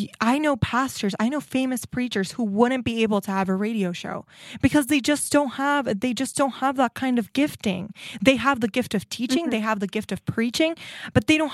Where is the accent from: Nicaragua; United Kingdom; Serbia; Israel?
Nicaragua; now in United States; I grew up in Nicaragua